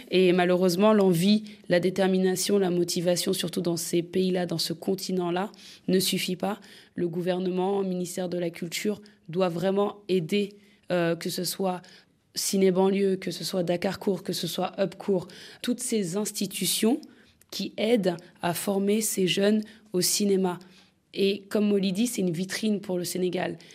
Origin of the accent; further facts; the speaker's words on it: France; je, suis née en France, j'ai grandi en France, j'ai fait la fémis